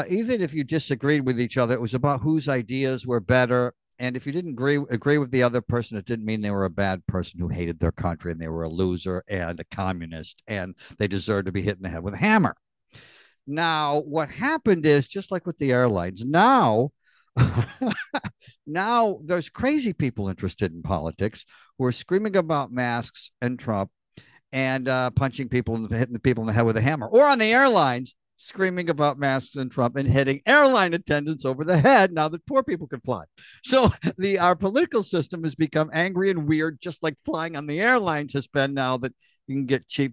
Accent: Pennsylvania, United States; I'm from Pennsylvania.

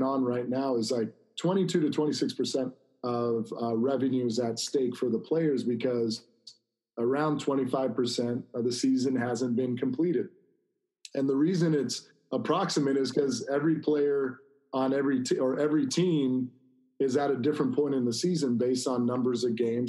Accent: Corona, California, United States; this is an area I grew up in Corona, Norco area.

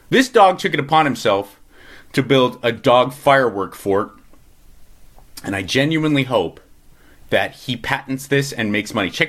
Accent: Los Angeles, California, United States; granted, I'm coming from Los Angeles, which is the most like overly structured and overly regulated place on the planet, besides maybe the Bay Area.

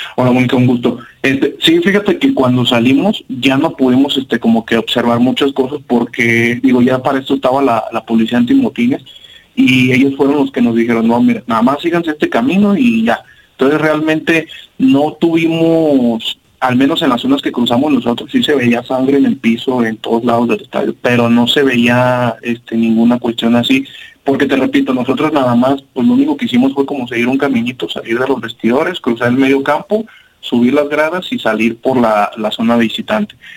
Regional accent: Guadalajara, Jalisco, Mexico; somos de acá del sur de Guadalajara, de hecho son varias este, pues, colonias o barrios, como le quieran decir, eh, somos acá de Higuerillas

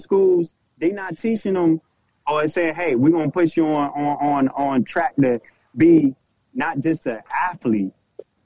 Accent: Hampton, Virginia, United States; now in Tampa, United States; I'm from Hampton. I live in Tampa

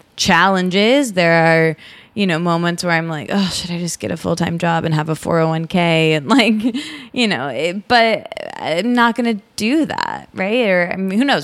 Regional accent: Michigan, United States; also born or lived in Detroit; I grew up in Michigan in a small college town, and I lived in Detroit for a while after college

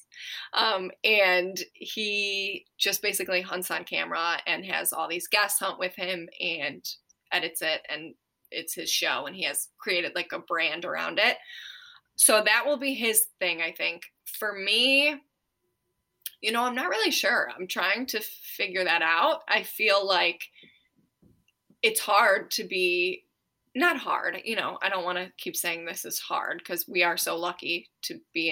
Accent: Ohio, United States; moved away; we are from Ohio, but we want to retire in Tennessee

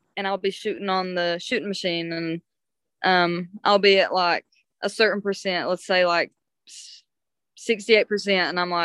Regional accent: eastern Kentucky mountains, United States; just another mountain girl

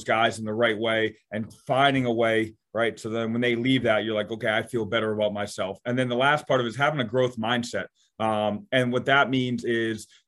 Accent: Bellingham, Massachusetts, United States; also born or lived in Canada; I'm from Massachusetts

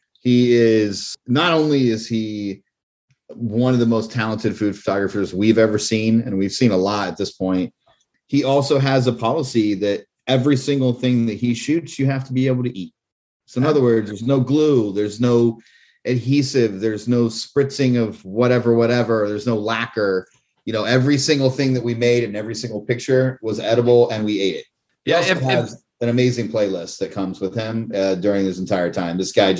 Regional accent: Columbus, Ohio, United States; moved away; also born or lived in Los Angeles; So I grew up in Columbus, Ohio with the Yankees.

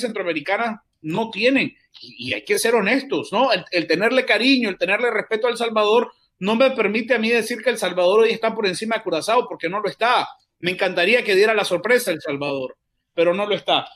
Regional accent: Nicaragua; now in United States; yo soy nicaragüense

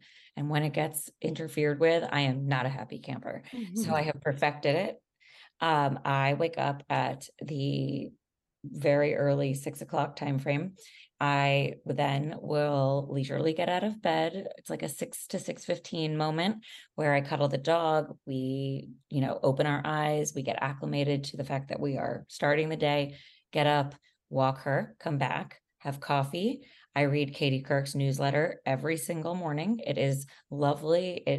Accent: Miami, Florida, United States; Well, I should know Spanish, honestly, because I'm from Miami, but I want to be fluent in it at some point.

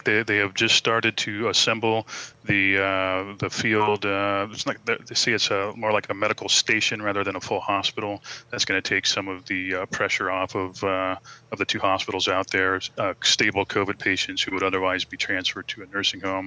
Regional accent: San Diego, California, United States; I grew up here in San Diego

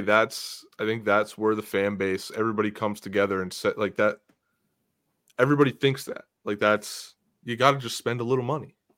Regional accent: Beaver County, Pennsylvania, United States; I'm from Pittsburgh, but I'm actually from Beaver County

